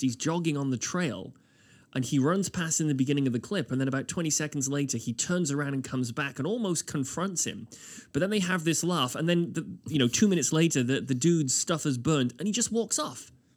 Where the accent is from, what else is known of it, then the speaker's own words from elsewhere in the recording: United Kingdom; now in Halifax, Canada; as a Brit